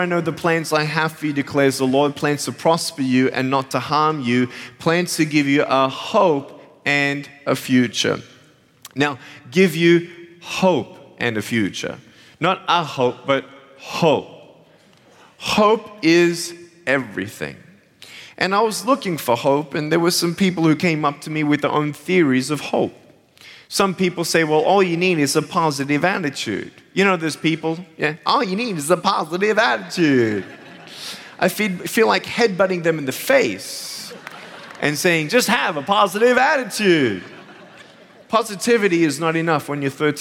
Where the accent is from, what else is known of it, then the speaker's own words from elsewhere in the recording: Australia; moved away; I'm originally from Australia, and I have an amazing family